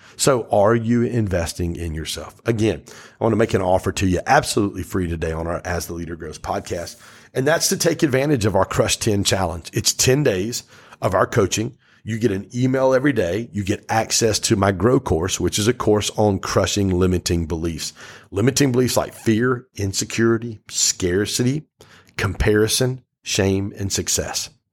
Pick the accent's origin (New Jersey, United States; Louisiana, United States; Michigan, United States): Michigan, United States; Pontiac; I grew up in Pontiac